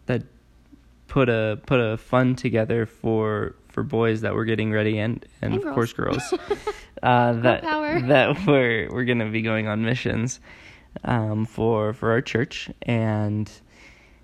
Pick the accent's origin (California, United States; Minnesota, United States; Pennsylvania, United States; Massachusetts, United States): California, United States; I grew up in California